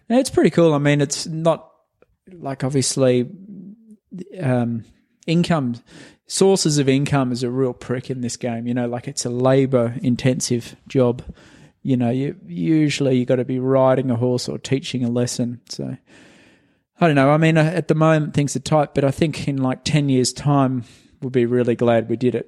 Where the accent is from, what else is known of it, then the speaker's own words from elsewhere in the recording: Australia; moved away as an adult; also born or lived in Unionville, Pennsylvania; now in United States; I came over from Australia